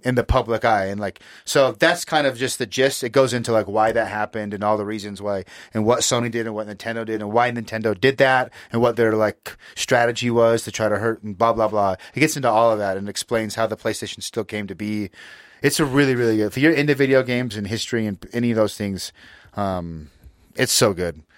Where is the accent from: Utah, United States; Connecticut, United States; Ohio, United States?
Utah, United States; we grew up here in Utah